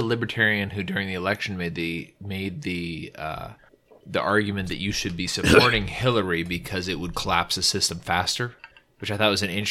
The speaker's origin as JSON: {"language": "English", "region": "California", "country": "United States", "said": "I'm from California."}